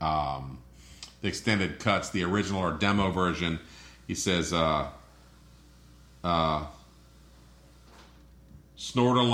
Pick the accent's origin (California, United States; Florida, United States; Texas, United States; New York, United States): Florida, United States; I'm from Florida